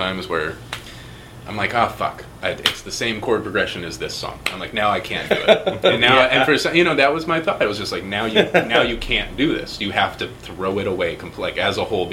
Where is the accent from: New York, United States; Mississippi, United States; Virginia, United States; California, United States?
California, United States; Fresno; born or raised there; also born or lived in San Francisco